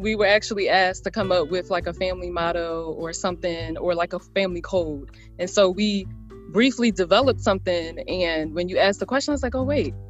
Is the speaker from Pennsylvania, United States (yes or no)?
yes; Philadelphia, Pennsylvania, United States; now in Atlanta, United States; I'm from Philly.